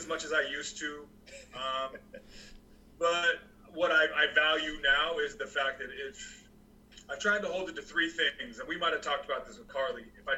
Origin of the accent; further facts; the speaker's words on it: Montana, United States; moved away; from my hometown in Montana days